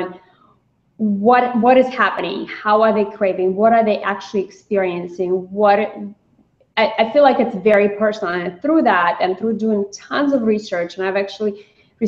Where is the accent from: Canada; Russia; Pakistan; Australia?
Russia; also born or lived in New York City; now in United States; I grew up in Russia